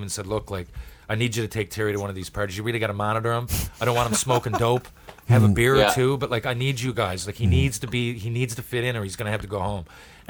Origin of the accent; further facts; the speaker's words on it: Western Canada, Canada; I felt like, I'm from Western Canada.